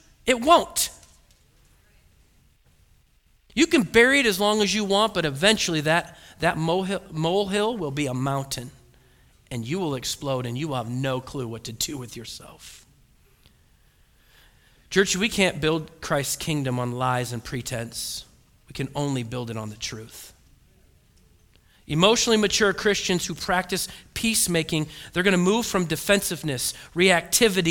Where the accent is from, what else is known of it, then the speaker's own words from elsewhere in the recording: Oregon, United States; I was born and raised in Oregon